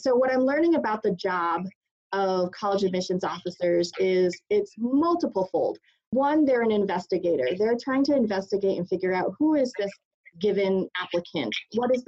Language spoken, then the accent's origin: English; Western Massachusetts, United States; also born or lived in Boston; I was born in Boston, raised in Western Massachusetts, where I grew up in a very racially hostile community towards my family.